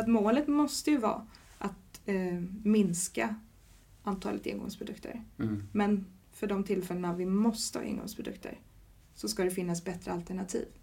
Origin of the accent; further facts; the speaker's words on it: Sweden; now in Gothenburg, Sweden; Jag är från en liten stad som heter Jo